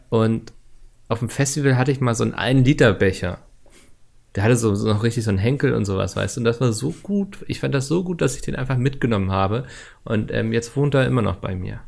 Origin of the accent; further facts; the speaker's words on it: Hamburg, Germany; als Hamburger